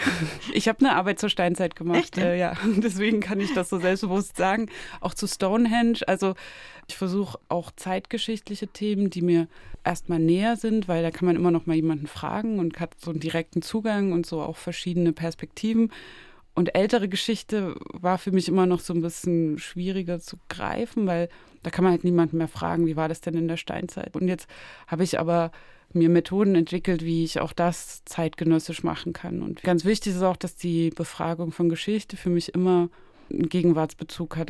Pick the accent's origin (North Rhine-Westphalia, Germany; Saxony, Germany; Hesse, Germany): Saxony, Germany; Zwickau; moved away; also born or lived in Berlin; in meiner Heimatstadt Zwickau